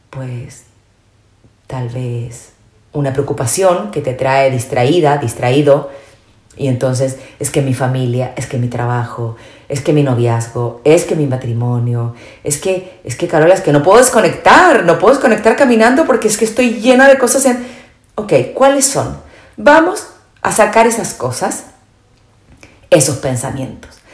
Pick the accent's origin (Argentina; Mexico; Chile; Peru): Chile; moved away as an adult; also born or lived in Spain; soy chilena, viví muchos años en España